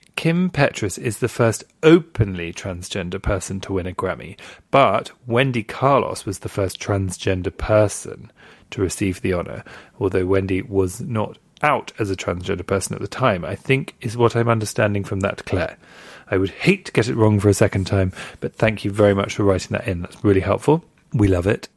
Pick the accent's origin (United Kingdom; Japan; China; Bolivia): United Kingdom; moved away as an adult; now in Australia; I grew up in Southfield. It's now called Southfield Village